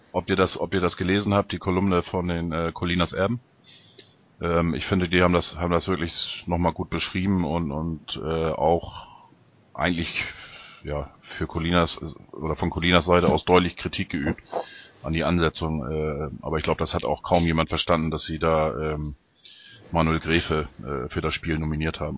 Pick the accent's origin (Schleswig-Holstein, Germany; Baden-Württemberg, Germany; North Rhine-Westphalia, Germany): Schleswig-Holstein, Germany; Ostholstein; aus meiner Heimat, aus Ostholstein